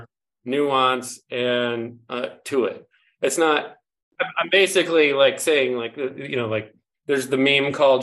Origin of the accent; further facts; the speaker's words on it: Lake Michigan, Great Lakes, United States; I grew up on Lake Michigan.